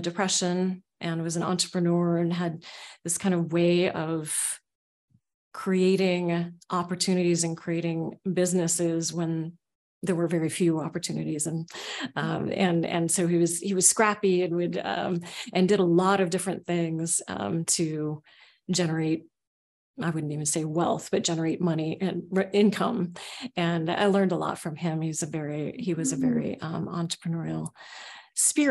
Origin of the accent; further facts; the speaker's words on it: Seattle, Washington, United States; also born or lived in Oakland, California; I grew up in Oakland, California, and then in Seattle, in the south part of Seattle.